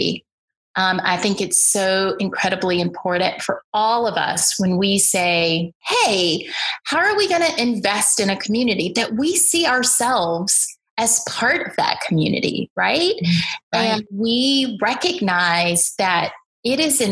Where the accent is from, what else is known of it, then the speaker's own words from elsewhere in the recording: Birmingham, Alabama, United States; I grew up in the Deep South in Birmingham, Alabama